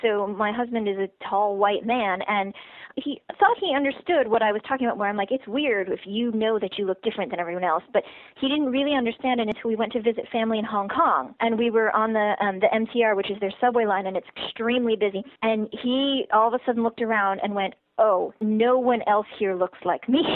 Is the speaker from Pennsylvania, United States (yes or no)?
yes; Pittsburgh, Pennsylvania, United States; the suburb that I grew up